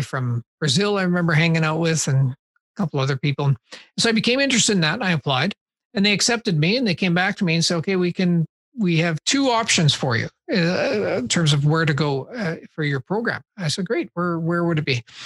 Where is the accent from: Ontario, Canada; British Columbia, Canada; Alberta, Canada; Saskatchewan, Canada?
Saskatchewan, Canada; Saskatoon; I grew up in Saskatoon